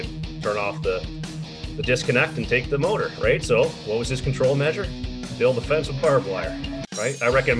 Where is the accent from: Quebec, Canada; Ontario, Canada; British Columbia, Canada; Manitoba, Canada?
Ontario, Canada; just outside of Detroit, on the Canadian side; I grew up just outside of Detroit, so on the Canadian side